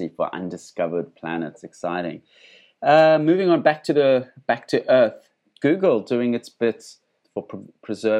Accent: Johannesburg, Gauteng, South Africa; I grew up in Johannesburg

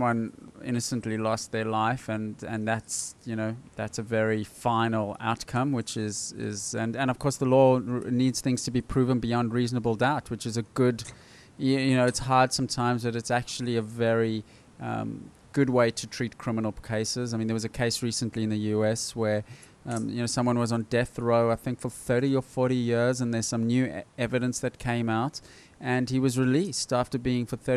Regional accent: South Africa; now in Australia; I grew up in South Africa, you live in South Africa

